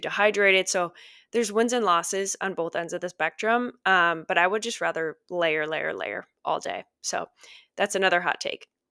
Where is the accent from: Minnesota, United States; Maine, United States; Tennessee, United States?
Minnesota, United States; I grew up in Minnesota